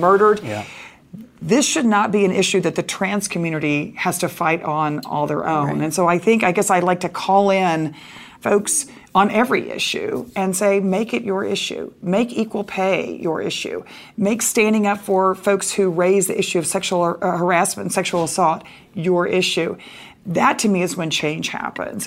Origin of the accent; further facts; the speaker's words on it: Dallas, Texas, United States; I grew up in Dallas, Texas